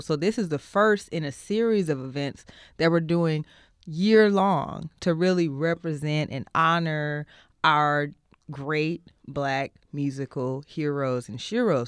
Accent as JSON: {"language": "English", "town": "Oakland", "region": "California", "country": "United States", "tie": "born or raised there", "said": "born and raised in Oakland, from Oakland, of Oakland"}